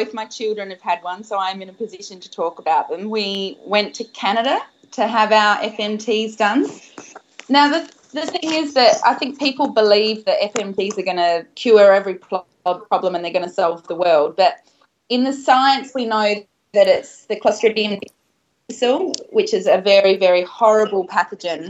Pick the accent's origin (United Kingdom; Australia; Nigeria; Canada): Australia; I was brought up in Australia